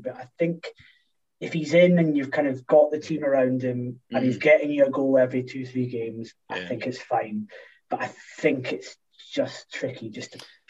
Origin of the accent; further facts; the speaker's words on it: Scotland, United Kingdom; As a Scottish international DraftKings player, I do like the more complicated versions of fantasy football.